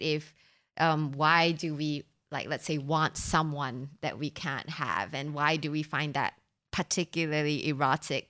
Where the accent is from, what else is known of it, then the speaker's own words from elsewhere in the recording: Singapore; I was born in Singapore